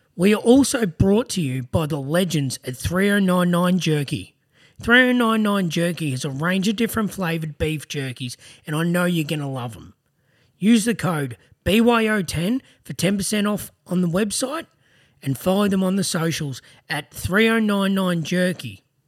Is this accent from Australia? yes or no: yes; Greensborough, Victoria, Australia; I was born in Greensboro too.